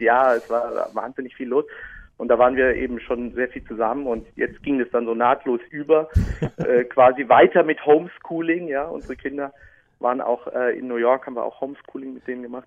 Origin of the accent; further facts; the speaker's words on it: Speyer, Rhineland-Palatinate, Germany; accent: Palatinate (pfälzisch); also born or lived in Münster; Ich bin also waschechter Pfälzer. Ich bin Speyerer